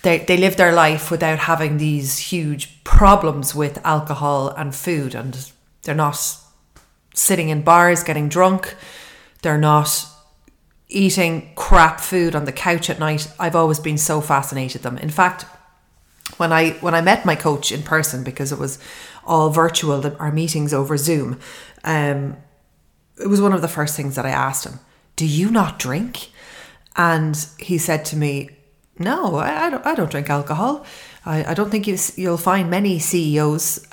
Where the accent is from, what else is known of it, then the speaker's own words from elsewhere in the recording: Ireland; everybody growing up in Ireland